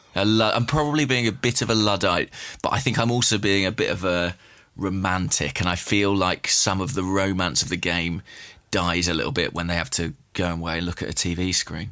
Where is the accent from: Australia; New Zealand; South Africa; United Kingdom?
United Kingdom; England; as an Englishman